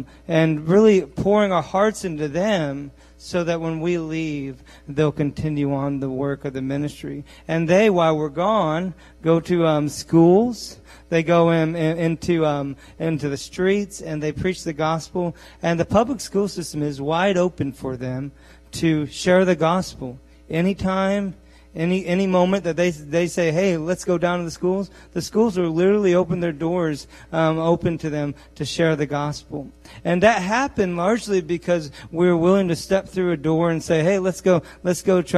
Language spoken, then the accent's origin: English; Bean Blossom, Indiana, United States; I'm from Bean Blossom